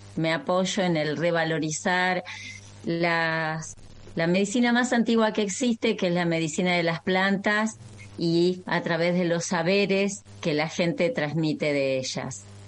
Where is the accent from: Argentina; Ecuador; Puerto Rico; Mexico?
Argentina; María Grande, Entre Ríos; Yo nací en María Grande, Entre Ríos, es decir, comparto la tierra litoraleña con ustedes